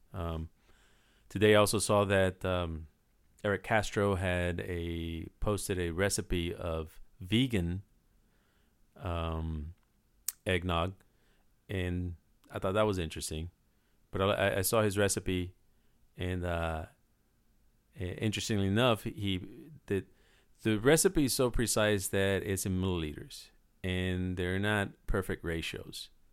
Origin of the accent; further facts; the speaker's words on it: Puerto Rico; when I was growing up in Puerto Rico